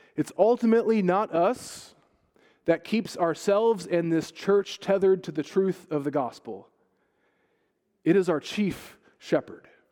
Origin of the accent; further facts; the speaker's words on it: United States; now in Ireland; as an American blow-in